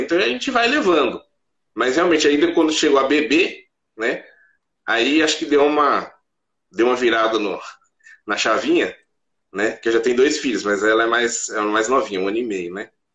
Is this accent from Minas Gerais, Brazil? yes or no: no; Mogi das Cruzes, São Paulo, Brazil; eu sou de Mogi das Cruzes, São Paulo